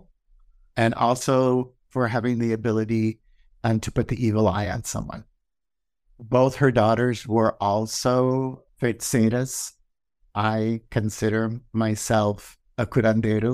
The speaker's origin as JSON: {"language": "English", "town": "Honolulu", "region": "Hawaii", "country": "United States", "tie": "born or raised there", "also_born_or_lived": "California", "moved": "yes", "said": "I was born and raised in Honolulu, Hawaii"}